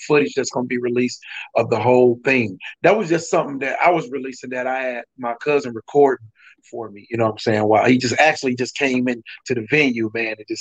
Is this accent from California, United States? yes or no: no; Peoria, Illinois, United States; also born or lived in Decatur, Illinois; I'm actually from Decatur. You know, I'm born in Decatur. I was raised in Peoria, of course, but I was born in Decatur.